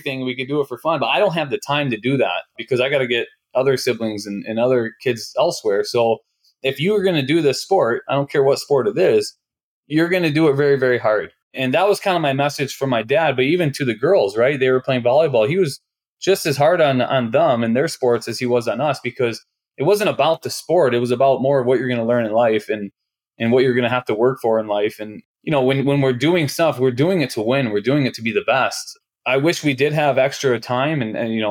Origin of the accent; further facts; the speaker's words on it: Oxford, Michigan, United States; I'm from Oxford, Michigan, and I'm the youngest of six kids